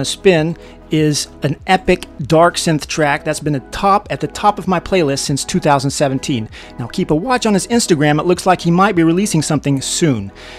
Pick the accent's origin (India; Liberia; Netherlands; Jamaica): Netherlands; my hometown in the Netherlands.